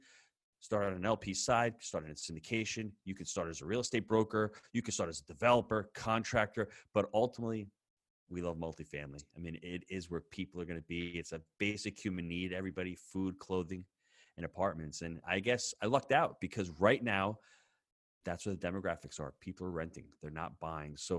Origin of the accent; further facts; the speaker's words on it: New York, United States; as the New Yorker that I was